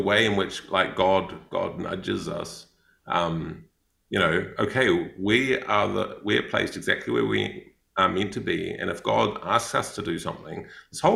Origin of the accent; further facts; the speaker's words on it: New Zealand; accent: Kiwi; moved away; also born or lived in Thailand / Cambodia; I'm a Kiwi